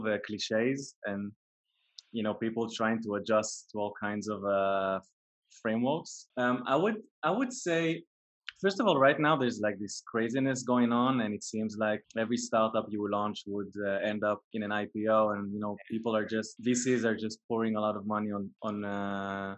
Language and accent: English; a kibbutz in northern Israel, Northern District, Israel; I was born in a kibbutz way up north in Israel, which is a really unique childhood